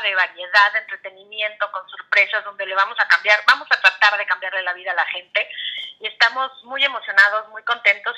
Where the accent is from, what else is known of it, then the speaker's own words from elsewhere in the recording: Mexico; moved away as an adult; now in California, United States; como decimos en México